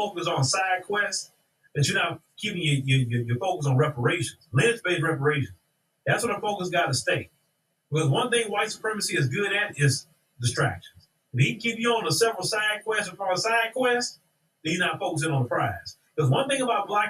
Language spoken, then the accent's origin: English; Port Arthur, Texas, United States; I was born in the United States of America, Port Arthur, Texas